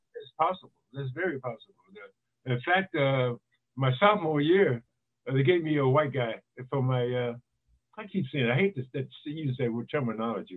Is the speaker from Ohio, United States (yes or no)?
no; East Palo Alto, California, United States; also born or lived in Louisiana / Chicago; I grew up in East Palo Alto, California.